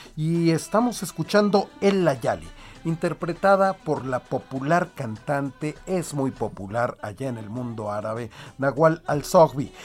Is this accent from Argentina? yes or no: no; Mexico; lo que somos los mexicanos